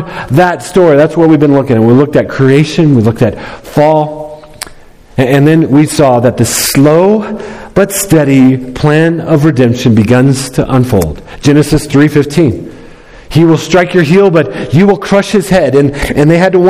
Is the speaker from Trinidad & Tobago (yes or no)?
no; United States; as an American